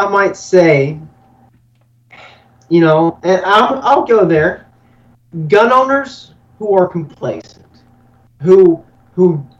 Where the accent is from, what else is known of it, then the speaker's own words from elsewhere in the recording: North Carolina, United States; my home state, the Tar Heel State